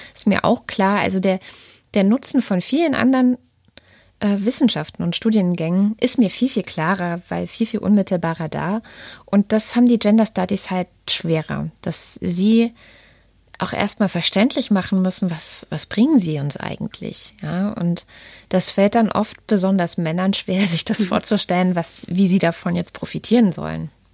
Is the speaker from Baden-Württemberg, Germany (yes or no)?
yes; Baden-Württemberg, Germany; also born or lived in East Germany (GDR); now in Berlin, Germany; aus meiner baden-württembergischen Kindheit, also ich bin ja 89 nach Baden-Württemberg gekommen